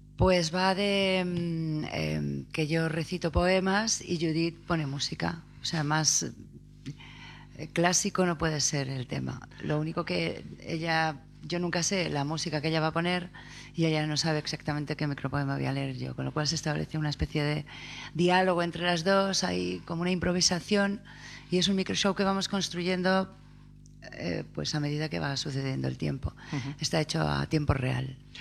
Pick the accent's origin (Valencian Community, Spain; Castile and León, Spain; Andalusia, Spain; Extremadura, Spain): Castile and León, Spain; Saldaña; Nacida en Saldaña, pero de renacimiento soy de México